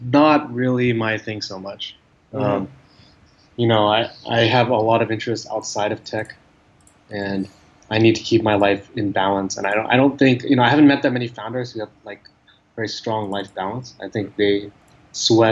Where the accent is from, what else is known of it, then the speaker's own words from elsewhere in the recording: Silicon Valley, California, United States; moved away as an adult; now in Ho Chi Minh City, Vietnam; I'm from the Valley and my dad was an engineer.